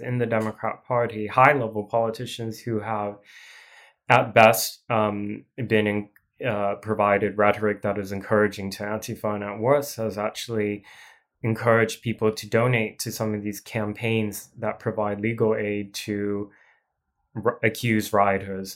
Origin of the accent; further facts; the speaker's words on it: Portland, Oregon, United States; I grew up primarily in Portland